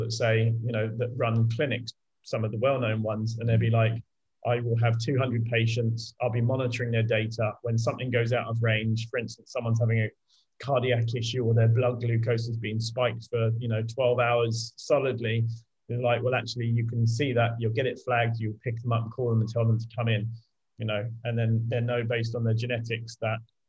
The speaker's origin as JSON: {"language": "English", "country": "United Kingdom", "said": "I'm British"}